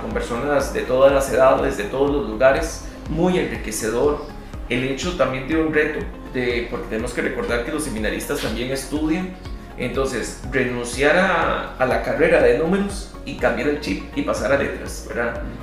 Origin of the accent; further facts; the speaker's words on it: Alajuela, Costa Rica; yo sí soy nativo de, del cuello de Alajuela